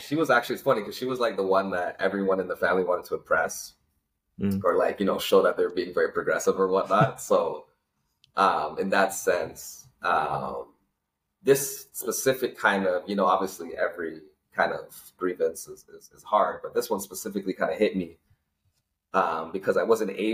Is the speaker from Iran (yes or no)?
no; Toronto, Ontario, Canada; also born or lived in Malvern; I was born and raised in Scarborough